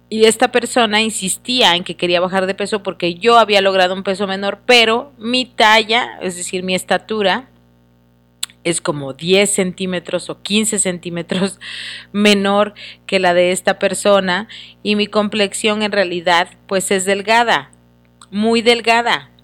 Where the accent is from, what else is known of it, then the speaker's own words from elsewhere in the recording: Mexico; como mexicanos